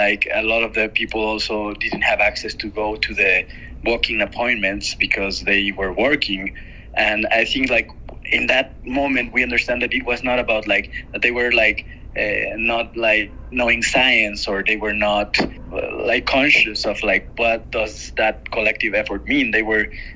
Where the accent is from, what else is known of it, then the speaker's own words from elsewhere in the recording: Mexico; I'm a filmmaker from Mexico